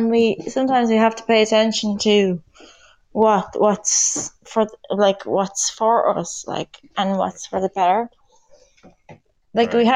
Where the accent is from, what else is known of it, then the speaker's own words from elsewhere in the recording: Ireland; Oh, you're from the USA. I'm from Ireland.